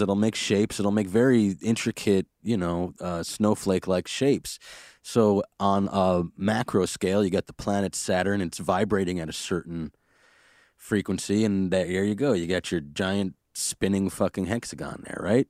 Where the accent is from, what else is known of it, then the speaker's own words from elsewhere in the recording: New York City, New York, United States; I grew up in Brooklyn and I know that we and I had a lot of planes passing overhead